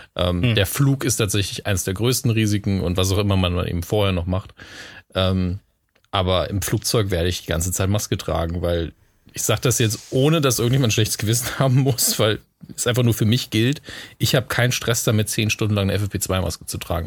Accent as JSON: {"language": "German", "town": "Merzig", "region": "Saarland", "country": "Germany", "tie": "born or raised there", "said": "Merzig dran, wo ich aufgewachsen bin"}